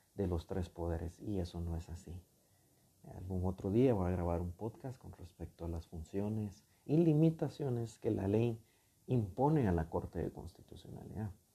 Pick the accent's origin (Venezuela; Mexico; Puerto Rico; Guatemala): Guatemala; reconocemos como guatemaltecos que tenemos una fe